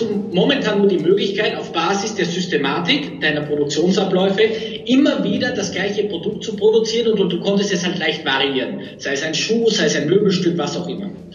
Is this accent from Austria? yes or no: yes; Austria; also born or lived in Munich / Oxford; now in Vienna, Austria; bin ich jetzt wieder nach Wien zurück, bin selber Österreicher.